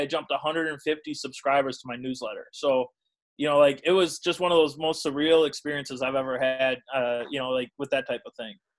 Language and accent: English; Burlington, Wisconsin, United States; I'm from Burlington, Wisconsin, which is uh, it's a town in southeast Wisconsin of about it's now about 12 12,000 people or so.